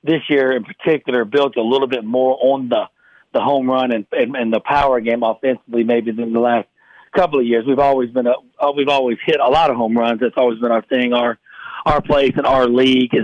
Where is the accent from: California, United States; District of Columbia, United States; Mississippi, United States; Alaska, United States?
Mississippi, United States; South; moved away; growing up in South Mississippi